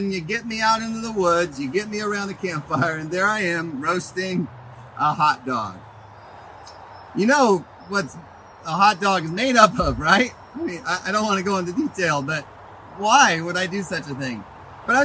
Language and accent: English; Pacific Northwest, United States; we're from the Northwest.